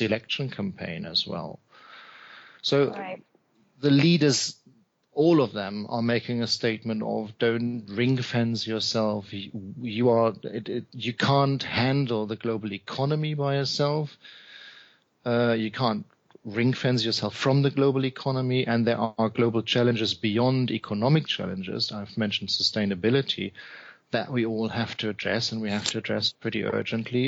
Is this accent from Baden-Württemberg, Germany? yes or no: no; Hamburg, Germany; Hamburg is my hometown